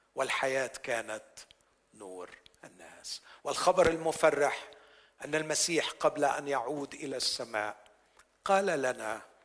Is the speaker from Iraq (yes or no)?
no; Egypt; عندنا في مصر